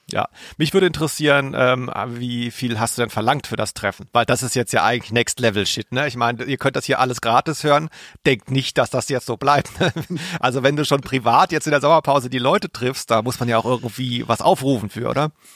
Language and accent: German; Swabia, Germany; ich als Schwabe